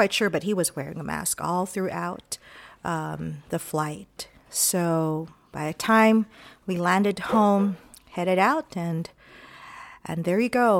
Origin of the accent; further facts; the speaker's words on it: El Paso, Texas, United States; my hometown of El Paso, Texas